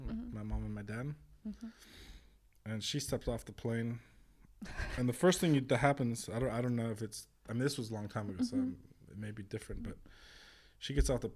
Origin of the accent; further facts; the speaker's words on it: California, United States; moved away as an adult; also born or lived in Vrindavan, India; growing up in California